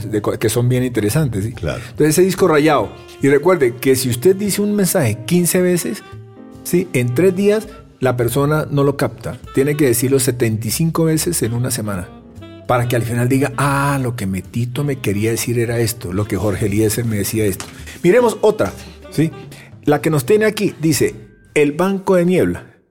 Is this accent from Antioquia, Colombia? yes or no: no; Tolima, Colombia; yo soy tolimense